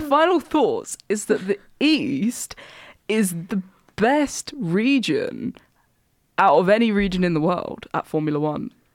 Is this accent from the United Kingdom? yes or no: yes; Essex, East of England, United Kingdom; I'm from Essex